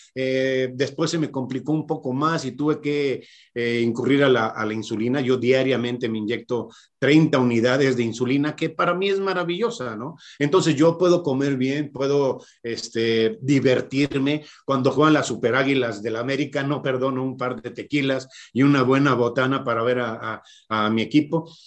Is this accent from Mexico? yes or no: yes; Irapuato, Guanajuato, Mexico; also born or lived in Monterrey; yo soy de, Monterrey de nacimiento, pero de Irapuato de corazón. Yo llegué a las teniendo 11, 12 años aquí.